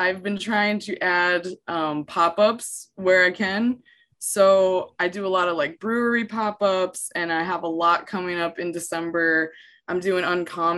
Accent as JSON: {"language": "English", "town": "Hershey", "region": "Pennsylvania", "country": "United States", "tie": "born or raised there", "also_born_or_lived": "Florida", "moved": "as an adult", "said": "I grew up around Hershey, PA, like just 2 miles from there"}